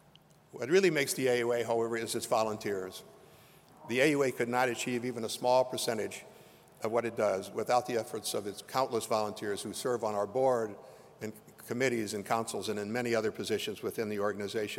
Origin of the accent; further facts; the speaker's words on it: Lima, Ohio, United States; now in Chicago, United States; I was born in Lima, Ohio, a small town in the northwestern part of that state